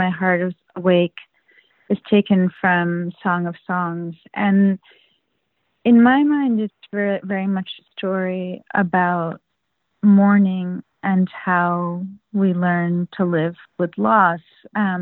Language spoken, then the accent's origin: English; United States; also born or lived in Israel; an American Jew who's had an enormous amount of her life also happen in Israel